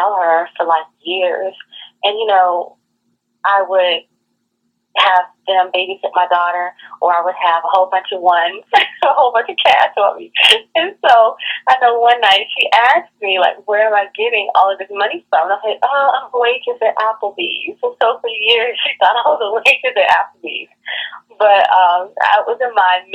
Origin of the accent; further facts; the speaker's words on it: Washington, District of Columbia, United States; Born and raised from D.C., the chocolate city